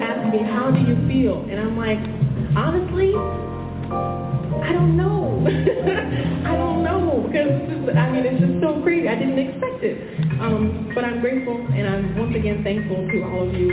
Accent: New York City, New York, United States; growing up in New York

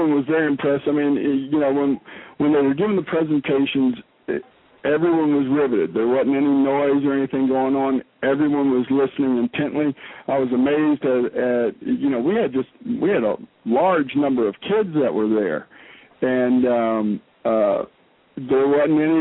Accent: South Louisiana, United States; moved away as an adult; now in Alaska, United States; I grew up in South Louisiana and have lived up here about 15 years

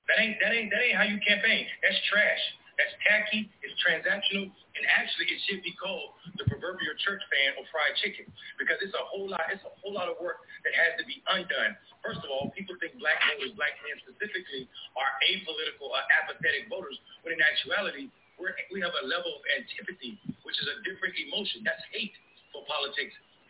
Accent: North Carolina, United States; North Carolina, my home state

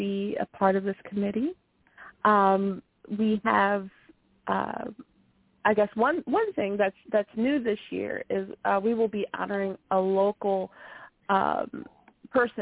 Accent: Philadelphia, Pennsylvania, United States; Philadelphia is your hometown, right? It is. Yes, I was born and raised

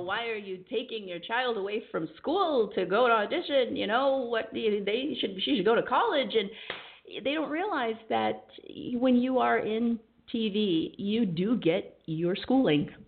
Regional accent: Southern California, United States; also born or lived in Los Angeles / San Diego; I was born in Los Angeles, okay. and I was raised pretty much all over Southern California

